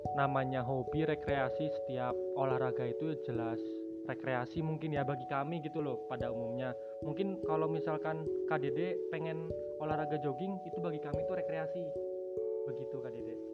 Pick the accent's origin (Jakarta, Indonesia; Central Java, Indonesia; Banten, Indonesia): Central Java, Indonesia; Wonosobo; Saya berasal dari Wonosobo sama seperti Kak Dede